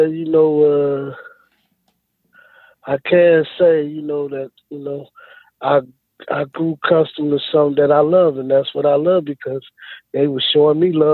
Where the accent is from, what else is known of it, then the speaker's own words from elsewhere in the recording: Rockford, Illinois, United States; I grew up in Rockford, Illinois, on the west side of Rockford. And I was living there all my life